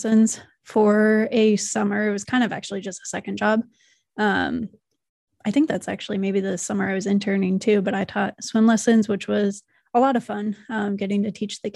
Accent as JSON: {"language": "English", "town": "Omaha", "region": "Nebraska", "country": "United States", "tie": "born or raised there", "said": "I am from Omaha. I grew up here, went to high school here, and UNO for college."}